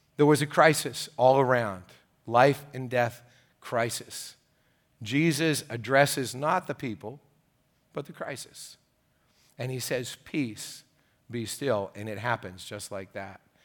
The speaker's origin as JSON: {"language": "English", "country": "United States", "said": "the interesting thing about being an American, and great thing about being American, is we're all, uh, filled with opinions"}